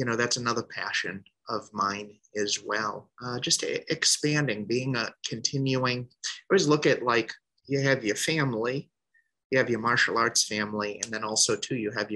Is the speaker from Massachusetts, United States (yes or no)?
yes; Boston, Massachusetts, United States; I was born in Boston, or suburbs of Boston